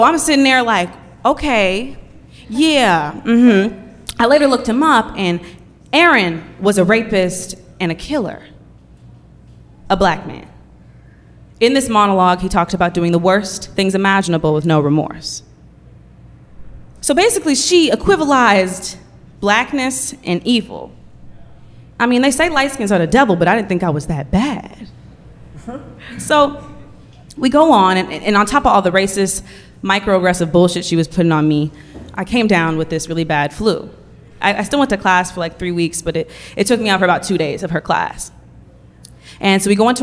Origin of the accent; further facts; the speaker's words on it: Oakland, California, United States; I'm from Oakland